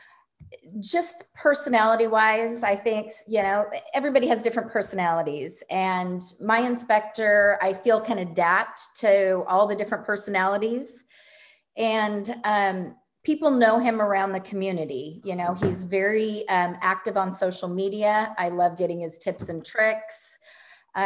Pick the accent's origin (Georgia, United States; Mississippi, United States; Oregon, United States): Oregon, United States; Eugene; I'm from the Eugene, Oregon area